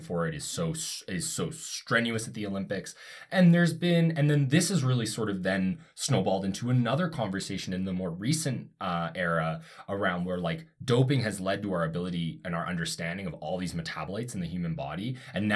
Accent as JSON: {"language": "English", "country": "Canada", "said": "I'm from Canada"}